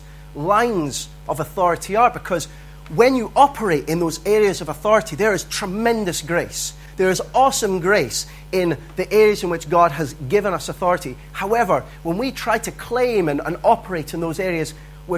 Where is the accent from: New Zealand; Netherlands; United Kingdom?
United Kingdom; Dundee, Scotland; I grew up in Dundee